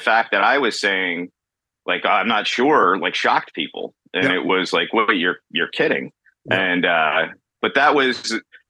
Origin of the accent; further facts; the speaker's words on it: North Olmsted, Ohio, United States; now in Tampa, United States; I was born in North Olmsted, Ohio, which is a suburb outside of Cleveland. So I grew up being a Cleveland Brown fan